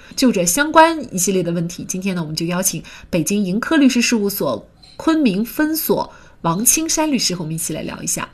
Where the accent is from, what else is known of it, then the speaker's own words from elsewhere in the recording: China; 我们作为中国人